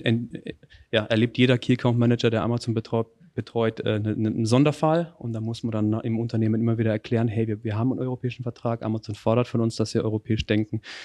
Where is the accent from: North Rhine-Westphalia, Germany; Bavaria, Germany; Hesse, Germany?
Bavaria, Germany; Northern; meinen Beitrag für die lokale Wirtschaft dann in, in meiner Heimat